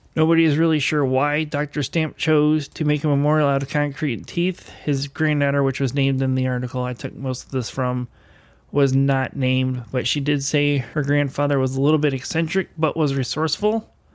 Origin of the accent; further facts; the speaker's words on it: Elkhart, Indiana, United States; my hometown. Um, if you grow up in the Elkhart, Indiana area